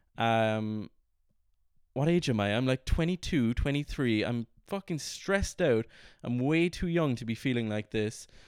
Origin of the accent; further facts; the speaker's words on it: Ireland; moved away as an adult; also born or lived in London; I was kind of away from Ireland for about four or five months